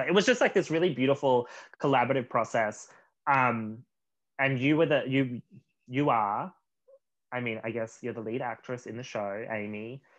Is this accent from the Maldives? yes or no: no; Australia; moved away as an adult; also born or lived in Los Angeles; now in Vancouver, Canada; two Australians